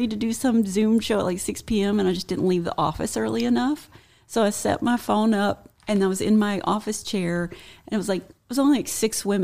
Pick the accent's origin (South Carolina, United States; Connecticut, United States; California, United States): South Carolina, United States; I was born and raised in South Carolina, and it was like the. I've really fought to get rid of it.